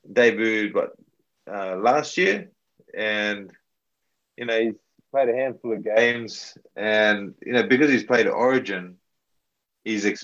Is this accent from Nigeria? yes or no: no; Papua New Guinea; in terms of representing the, the PNG and uh, putting the jersey on in my hometown